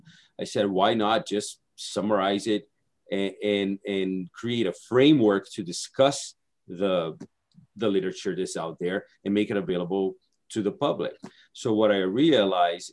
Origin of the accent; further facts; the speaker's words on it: Brazil; English is a second language; moved away as an adult; also born or lived in Hawaii; now in United States; I'm originally from Brazil. I came to Hawaii to get my master's degree